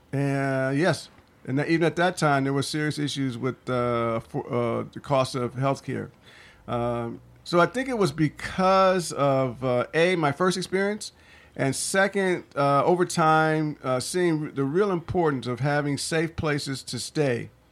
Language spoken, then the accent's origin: English; Toledo, Ohio, United States; moved away as an adult; now in Philadelphia, United States; I grew up in Toledo, Ohio